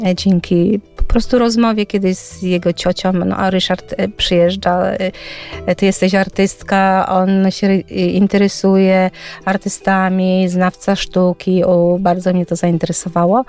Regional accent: Dobra, Greater Poland, Poland; moved away as an adult; also born or lived in Turek, Poland; now in Alice Springs, Australia; Ja urodziłam się w Turku, wychowywałam się w małej miejscowości Dobra.

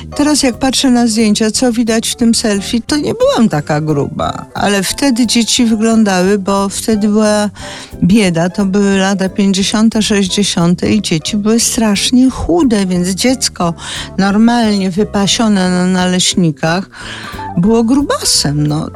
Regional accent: Zielonka, Masovian Voivodeship, Poland; od strony stacji w Zielonce, gdzie się wychowałam

